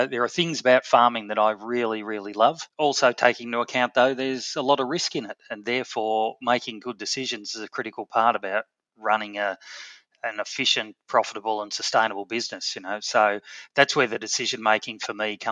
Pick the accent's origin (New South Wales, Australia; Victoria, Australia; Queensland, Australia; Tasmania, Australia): Victoria, Australia; Melbourne; we moved to Melbourne, and so I was born in Melbourne